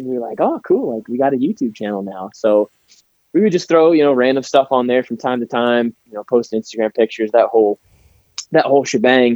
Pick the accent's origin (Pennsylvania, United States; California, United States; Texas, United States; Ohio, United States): Ohio, United States; Ontario; I live and was born and raised in Ontario, Ohio.